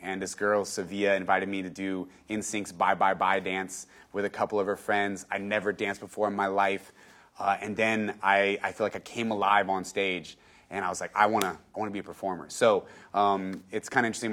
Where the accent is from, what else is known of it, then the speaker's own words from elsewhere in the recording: San Antonio, Texas, United States; born and raised in San Antonio, Texas.